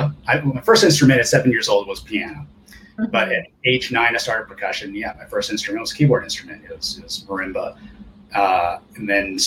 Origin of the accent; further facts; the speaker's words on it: California, United States; first language Japanese; English is a second language; also born or lived in Osaka, Japan / Hong Kong / New York; now in Los Angeles, United States; I came to California when I was like 3 months old. So I've never lived in Japan.